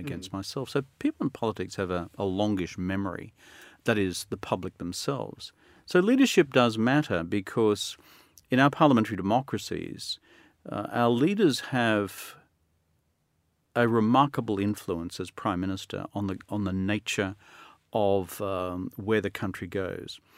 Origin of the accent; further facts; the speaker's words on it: Australia; I'm still an Australian